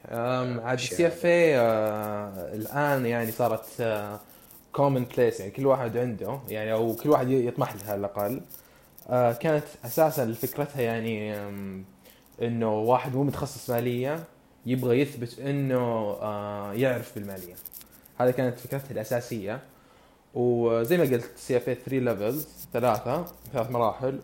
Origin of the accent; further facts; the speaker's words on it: Saudi Arabia; عندنا بالسعودية